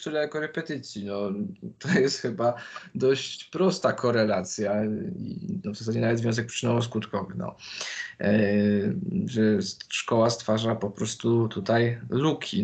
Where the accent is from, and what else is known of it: Poland; also born or lived in London